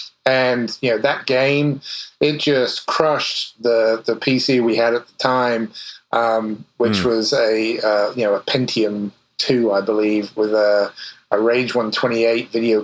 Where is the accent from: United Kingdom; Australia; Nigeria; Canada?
United Kingdom; England; now in United States; probably you can guess from the accent that I'm from a little further east, the other side of the pond. I grew up in England and went to the University of Portsmouth